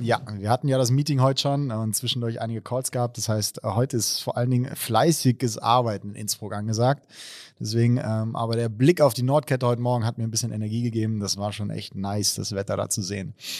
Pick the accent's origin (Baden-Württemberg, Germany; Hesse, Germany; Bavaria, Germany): Hesse, Germany; Baunatal; now in Mainz, Germany; ursprünglich aus Baunatal, also aus dem schönen Nordhessen